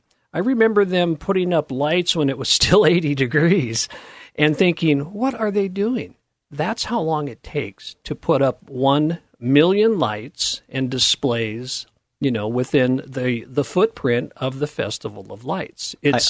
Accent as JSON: {"language": "English", "town": "Portland", "region": "Oregon", "country": "United States", "tie": "born or raised there", "said": "I'm from Portland, and we used to visit the Grotto back in the 60s"}